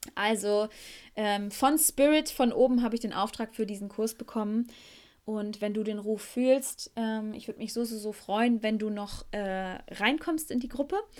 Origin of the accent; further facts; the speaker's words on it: Beckum, North Rhine-Westphalia, Germany; first language German; moved away as an adult; now in Costa Rica; in meiner Heimatstadt Beckum, wo ich jetzt gerade mich hauptsächlich aufhalte